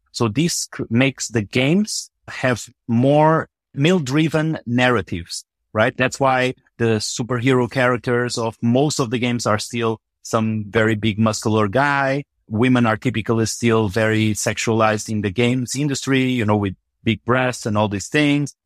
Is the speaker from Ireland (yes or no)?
no; Macau; moved away; also born or lived in Portugal; I grew up in Macau, mostly, but actually between Portugal and Macau.